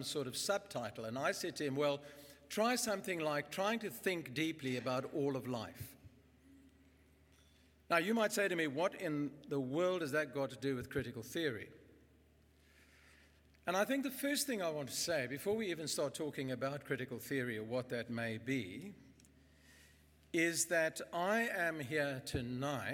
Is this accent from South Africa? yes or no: yes; Bloemfontein, Free State, South Africa; I grew up in Bloem. I went to school there. I went to university there.